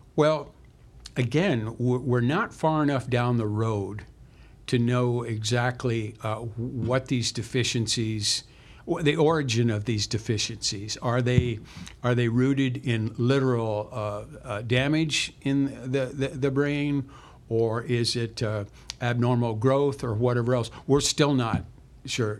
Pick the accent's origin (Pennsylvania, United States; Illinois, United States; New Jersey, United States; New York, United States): Illinois, United States; Central; we were from a small town uh, Central Illinois